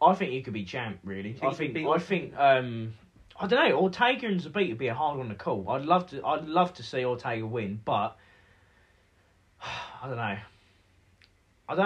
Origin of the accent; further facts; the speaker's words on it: Norfolk, East of England, United Kingdom; We're from Norfolk.